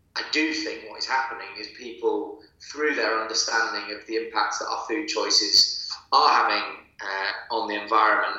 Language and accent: English; Manchester, North West England, United Kingdom; I was brought up in Manchester, myself and my brothers